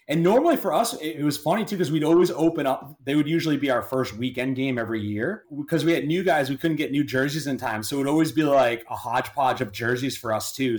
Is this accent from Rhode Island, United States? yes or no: yes; Rhode Island, United States; I'm originally from Rhode Island. Played high school hockey at Mount St. Charles Academy